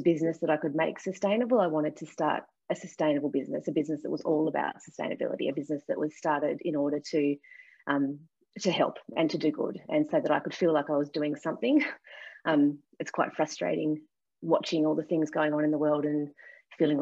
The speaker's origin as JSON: {"language": "English", "region": "Tasmania", "country": "Australia", "tie": "born or raised there", "also_born_or_lived": "London", "said": "I lived in London for a couple of years, and the first thing people asked me was, where are you from? And I'd say Tasmania"}